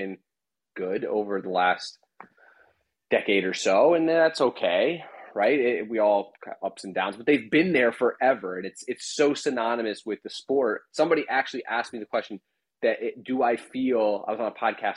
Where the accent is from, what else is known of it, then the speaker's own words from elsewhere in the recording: Connecticut, United States; I grew up in Connecticut, outside of New York